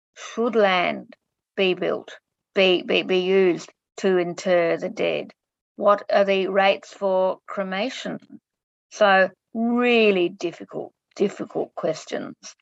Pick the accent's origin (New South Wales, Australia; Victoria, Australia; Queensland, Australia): Victoria, Australia; Clayton; I grew up in Clayton